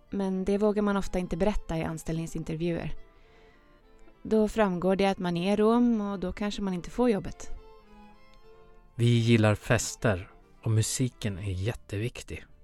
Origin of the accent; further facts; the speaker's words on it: Serbia; säga att jag är från Serbien om någon frågar. För det stämmer ju också. Men mina vänner vet att jag är rom.